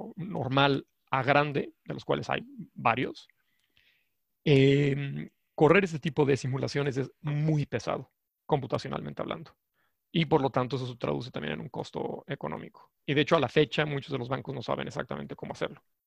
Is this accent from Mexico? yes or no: yes; Mexico; soy mexicano, y estudié la licenciatura en la Universidad Nacional